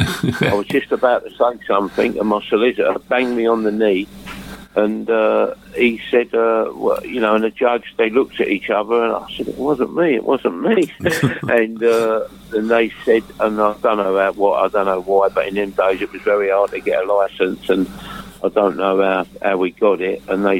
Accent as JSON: {"language": "English", "region": "London", "country": "United Kingdom", "tie": "born or raised there", "accent": "Cockney", "said": "As a kid, I was brought up in London."}